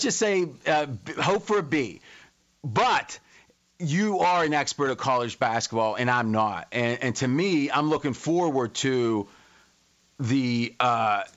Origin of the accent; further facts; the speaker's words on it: Ohio, United States; I grew up in Ohio